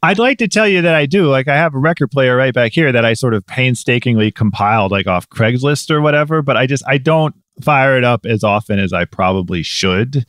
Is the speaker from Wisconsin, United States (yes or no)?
no; Medina, Ohio, United States; also born or lived in Cleveland, Ohio / St. Louis, Missouri; I was born in Cleveland. I lived in Saint Louis, Missouri for a little while as a kid, but primarily Medina. which is, you know, a suburb of Cleveland